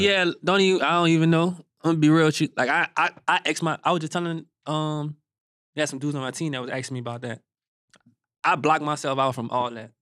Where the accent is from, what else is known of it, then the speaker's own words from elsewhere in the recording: Gretna, Louisiana, United States; I'm from Gretna, uh, Louisiana